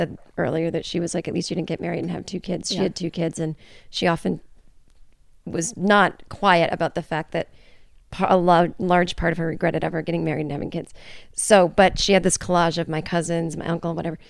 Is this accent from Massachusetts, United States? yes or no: yes; Massachusetts, United States; moved away; It's where I'm from.